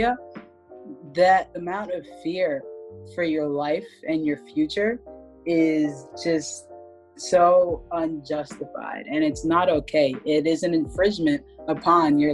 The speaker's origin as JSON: {"language": "English", "town": "Philadelphia", "region": "Pennsylvania", "country": "United States", "tie": "born or raised there", "said": "I'm from Philadelphia"}